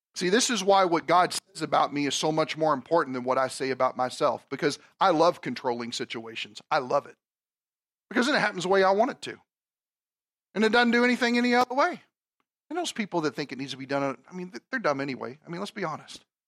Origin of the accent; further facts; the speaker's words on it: Kentucky, United States; moved away; I'm from Kentucky, okay? Brats are not a big thing down there